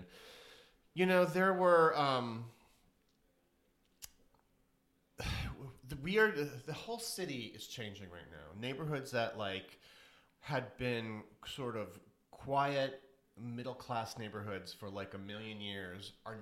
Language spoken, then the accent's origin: English; Springfield, Missouri, United States; now in New York, United States; I'm from Springfield, Missouri